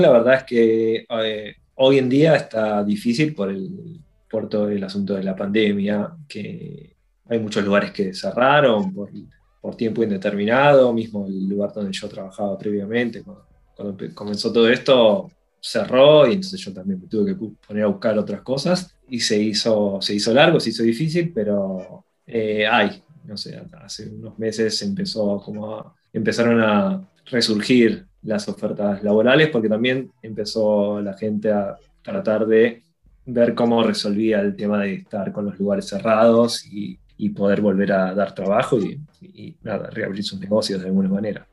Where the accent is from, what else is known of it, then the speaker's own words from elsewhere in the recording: Argentina; moved away as an adult; now in Dublin, Ireland; los que venimos de países como Argentina